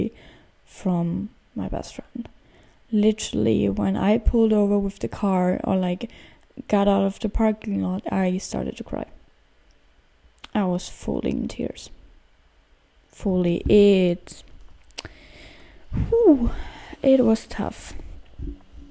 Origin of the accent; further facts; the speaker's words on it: Austria; moved away; I have a lot of friends back in Austria, of course, like in my hometown, but like not in the town, but like in the area where I lived